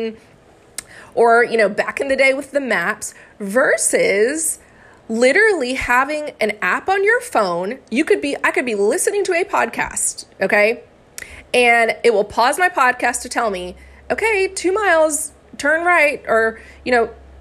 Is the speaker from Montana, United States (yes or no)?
no; Florida, United States; also born or lived in Arkansas; I am from Florida and I went to school in Arkansas.